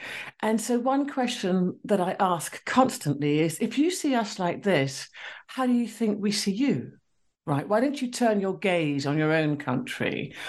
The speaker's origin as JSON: {"language": "English", "country": "Sierra Leone", "said": "the person who introduced me mentioned the fact that I was from Sierra Leone"}